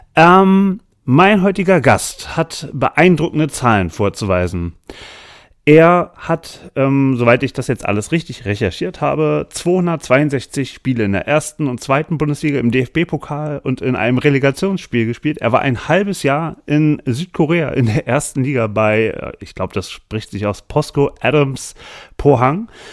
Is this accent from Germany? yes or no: yes; Berlin, Germany; als Berliner Vegetarier